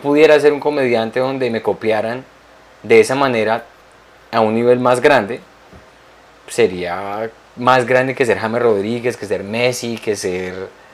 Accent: Colombia; moved away; en mi país hay una región de Colombia

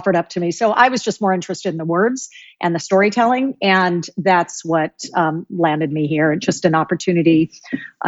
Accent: California, Oregon, West Coast, United States; now in East Coast, United States; I grew up on the West Coast and California, Oregon

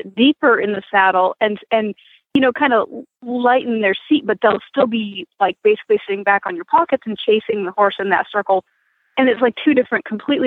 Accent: Maine, United States; moved away; I grew up in Maine

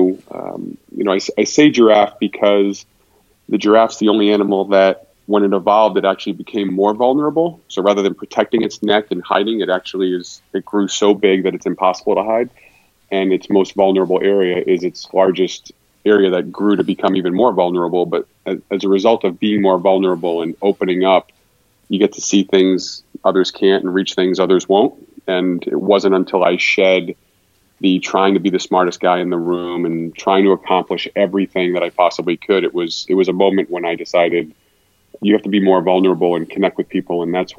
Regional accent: Rhode Island, United States; also born or lived in Boston / Los Angeles / Austin; I'm actually closer to Fort Worth than Dallas, but I grew up in New England, in Rhode Island, then Boston, then Los Angeles, then Austin, then here.

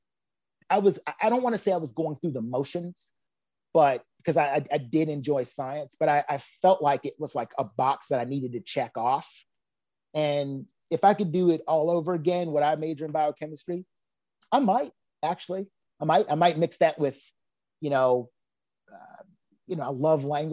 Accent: Danville, Virginia, United States; I grew up in Danville

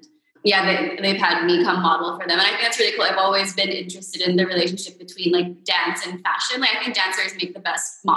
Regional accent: Manila, Metro Manila, Philippines; also born or lived in United States / New York; I was born in the U.S., but I grew up here.

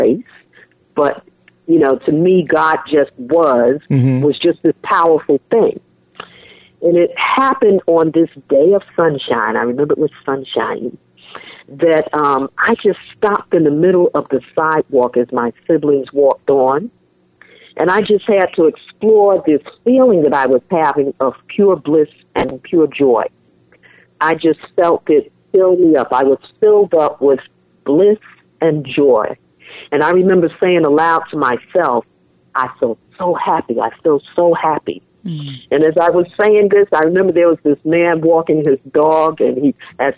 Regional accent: New York City, New York, United States; also born or lived in Manhattan / Bronx; I was born and raised in New York City

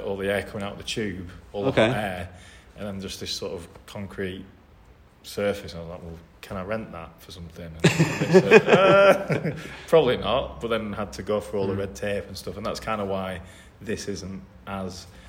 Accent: Burnley, North West England, United Kingdom; moved away as an adult; also born or lived in Hull / London; now in Sheffield, United Kingdom; originally from Hull, but then my family moved to Burnley when I was younger, so like East Lancashire

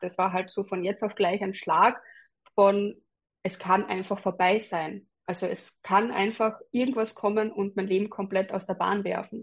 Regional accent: Carinthia, Austria; moved away as an adult; now in Graz, Austria; als ich eben 19 war, bin ich von Kärnten, also von meiner Heimatgemeinde nach der Matura nach Graz gegangen

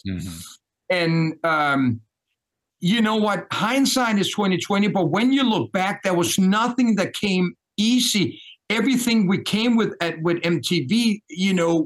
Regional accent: Denmark; accent: Danish; English is a second language; moved away as an adult; also born or lived in New York; born and raised in Denmark.

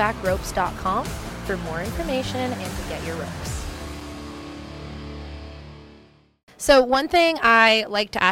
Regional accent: Pennsylvania, United States; I'm from Pennsylvania

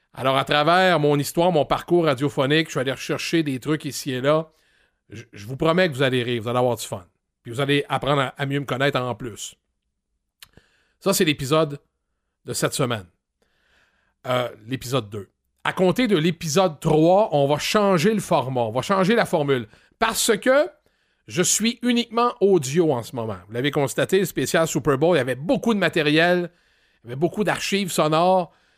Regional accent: Granby, Quebec, Canada; moved away as an adult; also born or lived in Drummondville / Rouyn-Noranda; Je suis arrivé à Grimby, dans mon patelin

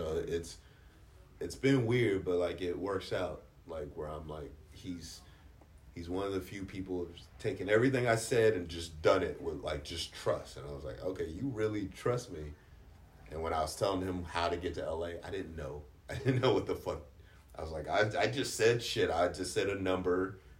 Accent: Washington, District of Columbia, United States; oh, I grew up in D.C. and you live here now.

